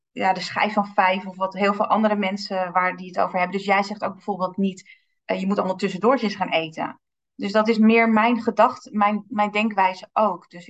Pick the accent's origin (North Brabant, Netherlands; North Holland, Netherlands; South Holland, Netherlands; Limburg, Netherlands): North Holland, Netherlands; Amsterdam; now in Diemen, Netherlands; Ik eh, ben geboren en getogen in Amsterdam. Ik woon in Diemen. Ik ben net 41 jaar geworden.